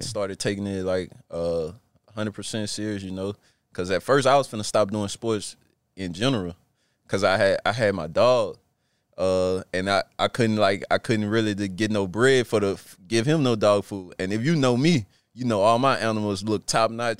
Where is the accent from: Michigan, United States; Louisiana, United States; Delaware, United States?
Louisiana, United States; Plaquemine; moved away as an adult; now in Washington, United States; growing up in Plaquemine